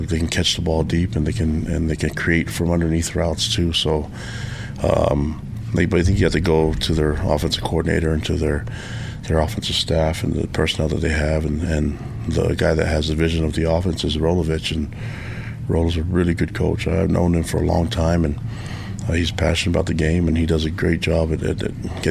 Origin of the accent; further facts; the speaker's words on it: Provo, Utah, United States; also born or lived in Laie, Hawaii / Tonga; I have two hometowns. That's Provo, Utah, and Laie, Hawaii